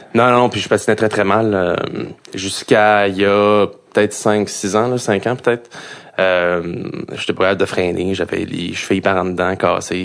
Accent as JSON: {"language": "French", "town": "Montreal", "region": "Quebec", "country": "Canada", "said": "je viens de l'Est, je viens de Pointe-aux-Trembles"}